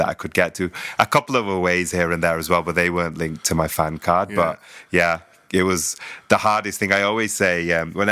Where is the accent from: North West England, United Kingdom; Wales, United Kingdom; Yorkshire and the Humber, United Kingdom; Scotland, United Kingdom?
North West England, United Kingdom; Manchester; moved away; I'm originally from Manchester